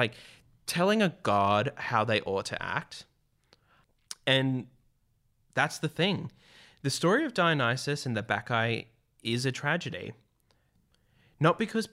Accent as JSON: {"language": "English", "country": "Australia"}